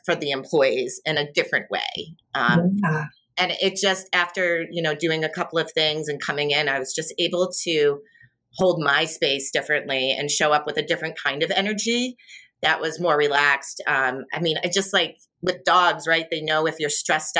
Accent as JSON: {"language": "English", "town": "Boston", "region": "Massachusetts", "country": "United States", "said": "I'm from Boston. My dad's retired from the military."}